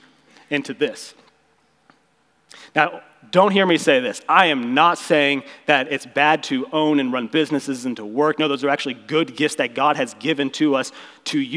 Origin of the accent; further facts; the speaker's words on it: Ozark, Missouri, United States; We grew up in Ozark together